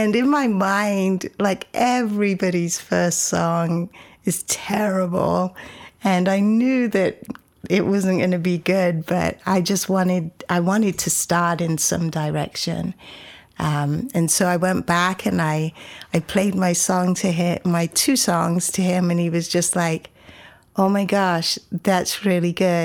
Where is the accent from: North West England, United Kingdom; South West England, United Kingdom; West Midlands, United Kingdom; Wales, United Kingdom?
West Midlands, United Kingdom; Coventry; moved away as an adult; also born or lived in Shetland Isles, Scotland; now in Austin, United States; I was born and raised in Coventry, which is 2 hours north of London, to Jamaican parents who came over to the UK when they were young